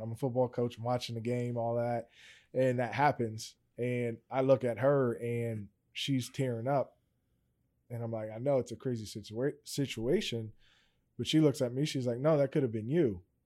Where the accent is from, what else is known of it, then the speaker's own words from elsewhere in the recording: Steelton, Pennsylvania, United States; I'm originally from Stilton. Um, if anybody kinda knows about that small town